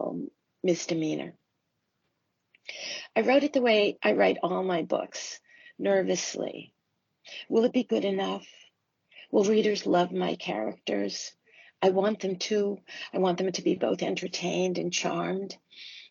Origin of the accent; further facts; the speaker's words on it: Lowell, Massachusetts, United States; moved away; also born or lived in Longmeadow, Massachusetts; my hometown library in Lowell, Mass, Pollard Memorial Library